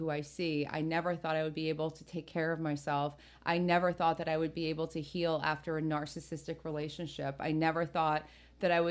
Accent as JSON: {"language": "English", "region": "New Jersey", "country": "United States", "tie": "born or raised there"}